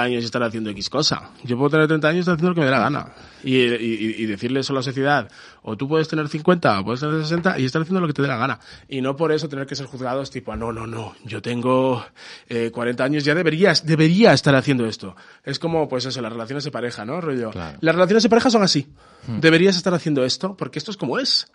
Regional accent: Galicia, Spain; soy gallego aquí

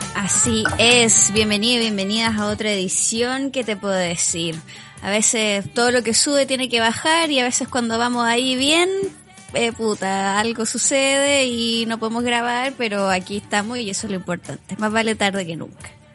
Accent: Chile

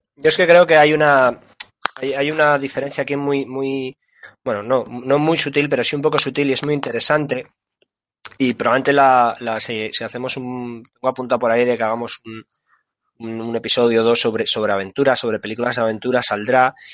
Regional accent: Asturias, Spain; nosotros somos de Asturias

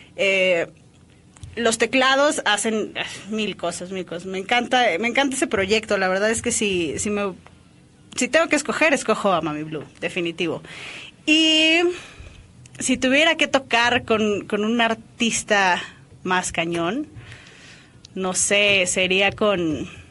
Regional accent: Mexico; soy baterista orgullosamente mexicana

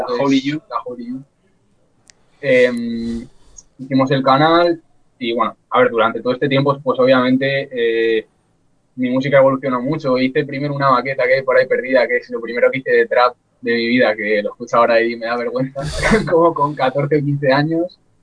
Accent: Guadalajara, Castilla-La Mancha, Spain; Yo en verdad no soy de Alcalá, soy de Guadalajara

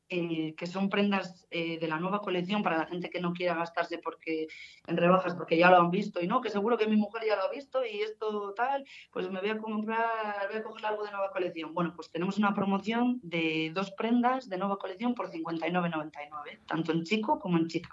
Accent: Guardo, Castile and León, Spain; also born or lived in Palencia; soy de Guardo

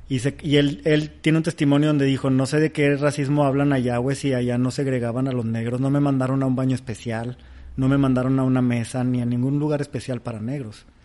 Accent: Mexico City, Mexico; Nosotros somos chilangos, estamos en el medio y sabemos, tenemos esta información.

